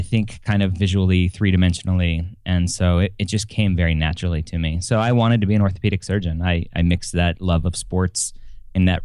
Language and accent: English; Southern California, United States; first language English; moved away; also born or lived in Florida; I grew up in Southern California playing baseball